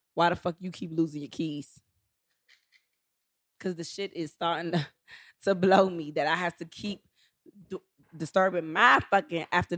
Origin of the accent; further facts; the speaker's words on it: Charlotte, North Carolina, United States; I'm from Charlotte, North Carolina